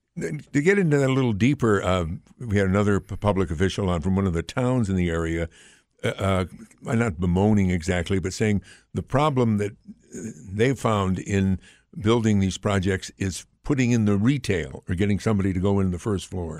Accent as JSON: {"language": "English", "town": "Amsterdam", "region": "New York", "country": "United States", "tie": "born or raised there", "said": "growing up in Amsterdam"}